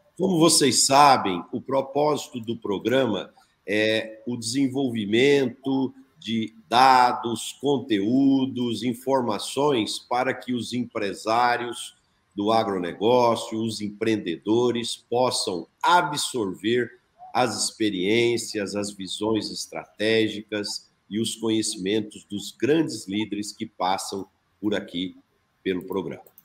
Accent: Brazil; como brasileiro, e eu sou um apaixonado pelo meu país

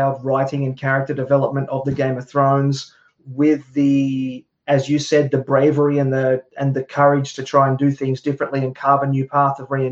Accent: Australia; me growing up in Australia

